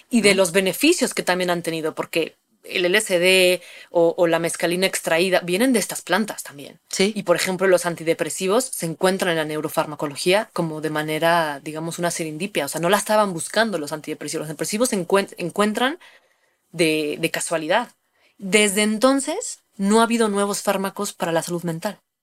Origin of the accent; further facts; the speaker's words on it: Mexico; tenemos un linaje, digamos, como, como mexicanas, como mexicanos, del uso de estas sustancias